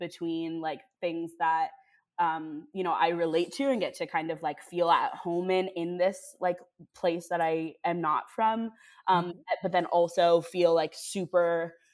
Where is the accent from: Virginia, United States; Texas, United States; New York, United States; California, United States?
California, United States; Palo Alto; I'm from the Bay Area and from Palo Alto.